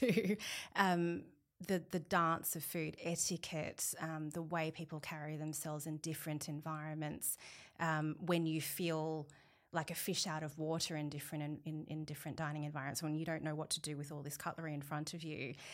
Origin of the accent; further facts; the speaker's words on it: Sydney, New South Wales, Australia; I was born in Australia, so I grew up in the Sutherland Shire.